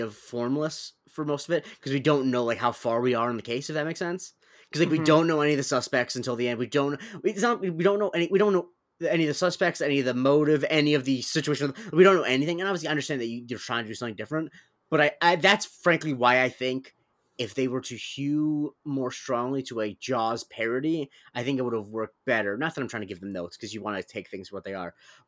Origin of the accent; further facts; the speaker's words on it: Florida, United States; Growing up in Florida, some people.